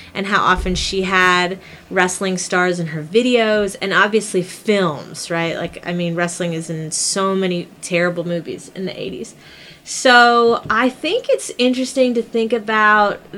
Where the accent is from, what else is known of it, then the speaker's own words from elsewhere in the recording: Midwest, United States; as a kid growing up in the Midwest